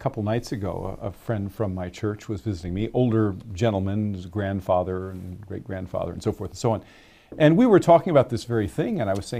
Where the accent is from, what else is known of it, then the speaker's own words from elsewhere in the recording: Pennsylvania, United States; a lot of the other people who lived in the rural area that I grew up in Western Pennsylvania had similar lifestyles